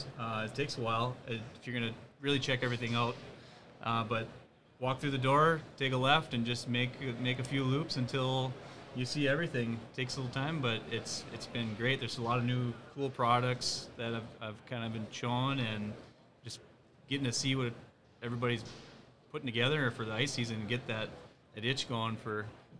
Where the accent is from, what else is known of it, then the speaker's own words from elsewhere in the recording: Fargo, North Dakota, United States; from Fargo here. I live in town